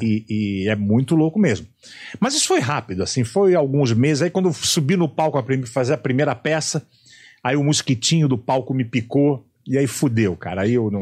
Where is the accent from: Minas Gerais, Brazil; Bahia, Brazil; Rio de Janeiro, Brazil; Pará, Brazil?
Rio de Janeiro, Brazil; Eu sou carioca